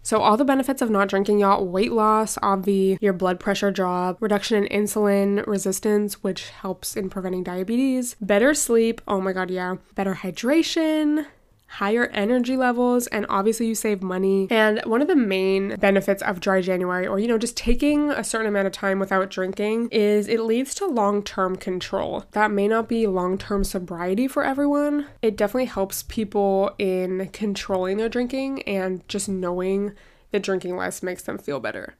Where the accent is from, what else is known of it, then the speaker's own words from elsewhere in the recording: United States; I'm very American in some ways